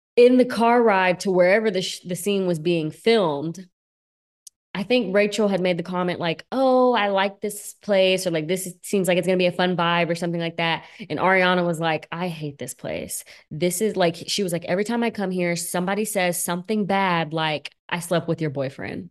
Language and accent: English; Bowling Green, Kentucky, United States; moved away; I'm from Kentucky